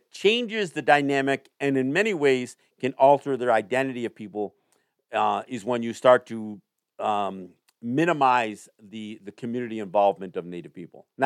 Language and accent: English; Kahnawake, Quebec, Canada; Again, as I sit here today, I am Mohawk from Kahnawake. My family's from Kahnawake, but I am not.